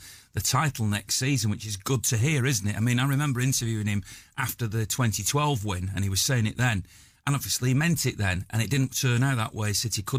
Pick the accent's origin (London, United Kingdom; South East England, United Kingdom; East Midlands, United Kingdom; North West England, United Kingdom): North West England, United Kingdom; Manchester; I'm a Mancunian, was born in this city.